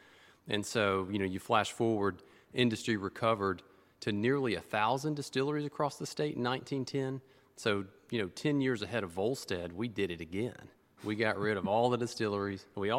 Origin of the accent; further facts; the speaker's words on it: near Lynchburg, Tennessee, United States; I grew up near Lynchburg